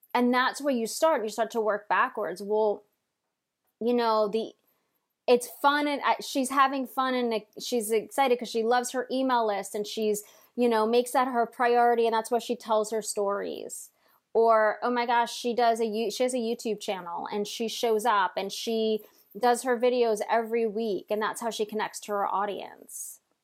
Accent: Long Island, New York, United States; I'm from Long Island, so I took trains every, every day to New York, to, to Manhattan to work.

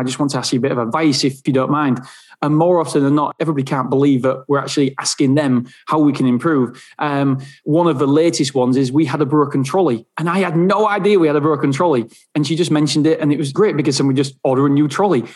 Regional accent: England, United Kingdom; I'm from England

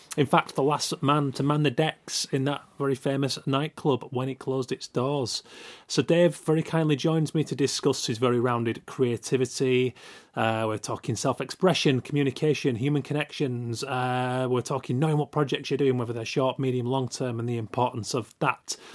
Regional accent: Yorkshire and the Humber, United Kingdom; moved away; also born or lived in Preston / Manchester; seven eight years old, growing up in Yorkshire

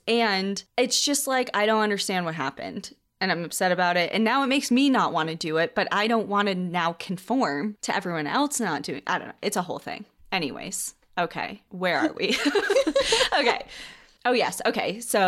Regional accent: Arizona, United States; To begin, I will say that growing up in Southern Arizona, I was raised in the outdoors.

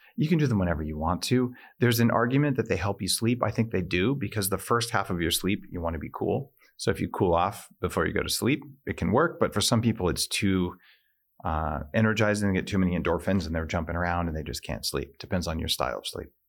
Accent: New Mexico, United States; I, I grew up in New Mexico

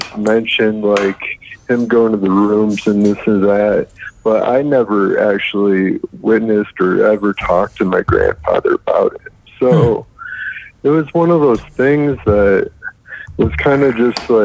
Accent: Michigan, United States; also born or lived in Atlanta, Georgia / Ohio; now in Denver, United States; I'm originally from Michigan.

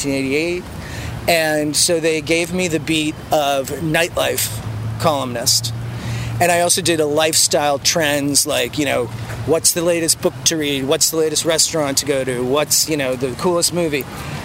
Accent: Boston, Massachusetts, United States; I was born and raised in Boston. Neither of my parents were, so they were transplants.

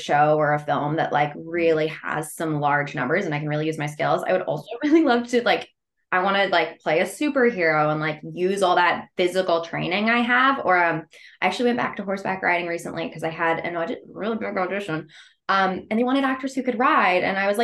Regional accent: Canada; I'm actually Canadian.

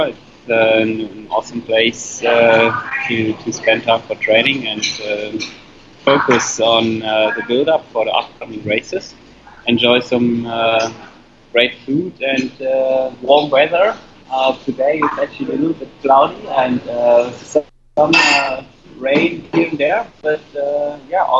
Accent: Frankfurt, Hesse, Germany; my hometown race

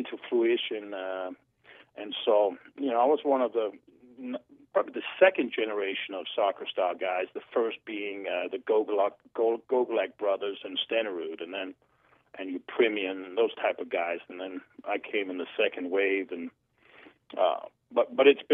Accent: Denmark; moved away; I'm from Denmark

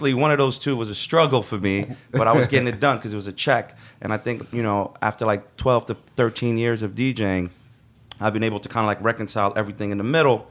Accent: Sudan; now in New York, United States; I'm from Sudan

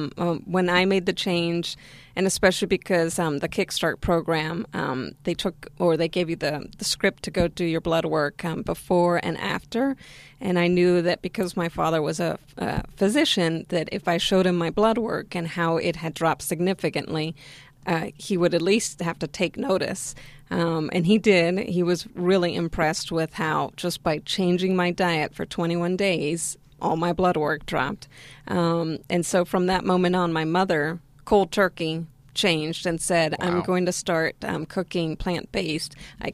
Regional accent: Argentina; now in United States; Well, so I'm originally from Argentina, and Argentina is known for meat-based diet.

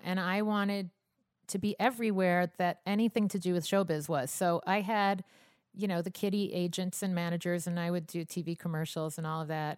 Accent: Long Island, New York, United States; a Long Island girl

